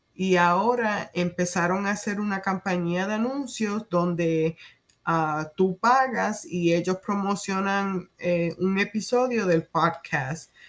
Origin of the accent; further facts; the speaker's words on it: Puerto Rico; first language Spanish; moved away as an adult; also born or lived in New York / Kansas / Maryland; now in United States; Me crié en Puerto Rico